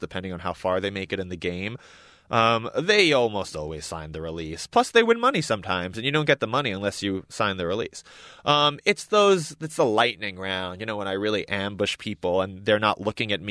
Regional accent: New York, United States; I grew up in New York, and these are my people

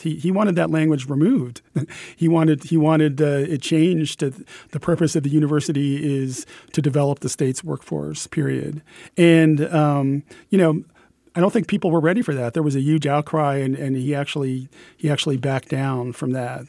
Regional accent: Pennsylvania, United States; my home state of Pennsylvania

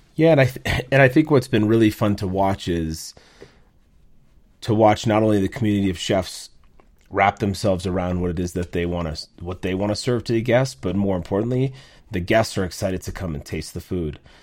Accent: Minnesota, United States; moved away as an adult; also born or lived in New York City; now in Minneapolis, United States; I grew up in Minnesota. My family moved there when I was seven years

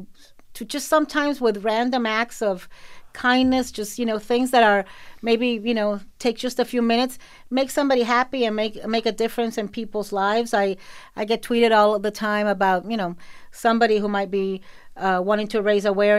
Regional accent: Miami, Florida, United States; also born or lived in Nicaragua; I grew up in Miami. Our official language is Spanglish

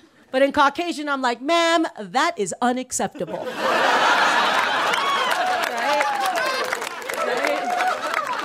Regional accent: McAllen, Texas, United States; first language Spanish; English is a second language; I'm originally from Texas. And thank you. My family, we're from South Texas. We're from Mexico. And it's really cool. I don't want to brag, but I come from a border town in the South called McAllen.

